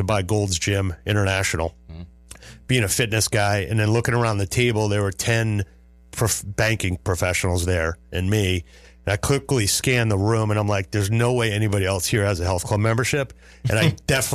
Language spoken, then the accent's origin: English; Westbury, New York, United States; moved away; I'm originally from Long Island, Westbury